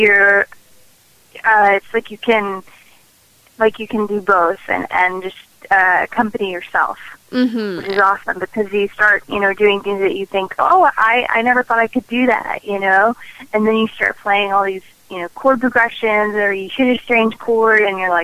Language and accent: English; Nashville, Tennessee, United States; I am born and raised in Nashville, Tennessee, and I'm very proud and very honored to call that place my home.